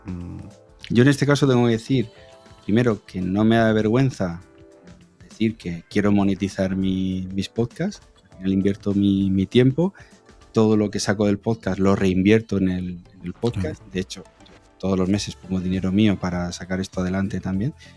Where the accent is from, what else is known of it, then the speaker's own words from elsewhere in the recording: Region of Murcia, Spain; yo soy de fuera de Madrid, soy de Murcia